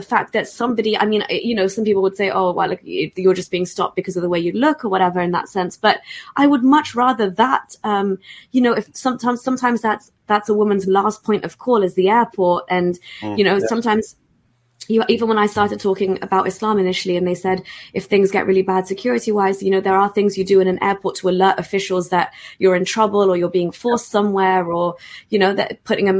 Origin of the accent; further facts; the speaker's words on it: United Kingdom; So even me just being a British Pakistani